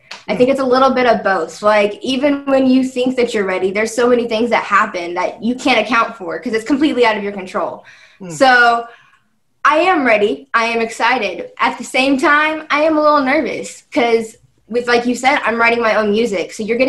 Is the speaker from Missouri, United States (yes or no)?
yes; Kansas City, Missouri, United States; I'm from Kansas City.